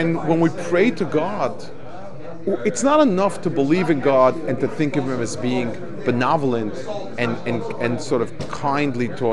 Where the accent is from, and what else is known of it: United States